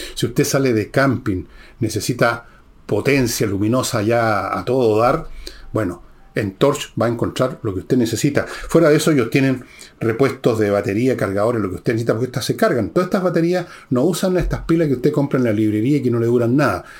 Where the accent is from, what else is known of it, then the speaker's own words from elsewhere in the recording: Chile; me siento chileno. Y en segundo lugar o tercer lugar, siento que vengo de una familia, por un lado, francesa, por otro lado, un poco italiano, alemanes, pero soy chileno